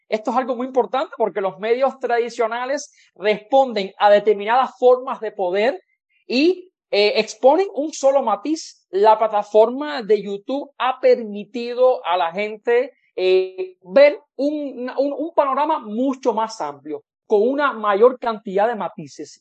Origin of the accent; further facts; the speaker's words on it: Cuba; moved away as an adult; now in Mexico; mi experiencia como cubano